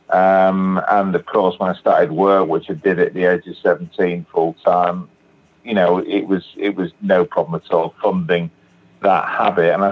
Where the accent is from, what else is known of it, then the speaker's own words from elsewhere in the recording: England, United Kingdom; I'm uh, from England. I live in uh, a place called Batley, which is in West Yorkshire, which is in the north of England.